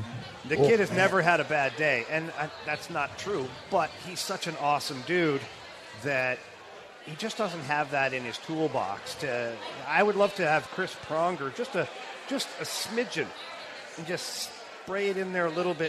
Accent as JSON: {"language": "English", "town": "Ottawa", "region": "Ontario", "country": "Canada", "tie": "born or raised there", "said": "Montreal Canadiens for us was like the home team because at the time, Ottawa did not have the Senators. So we grew up on the Montreal Canadiens and the Toronto Maple Leafs"}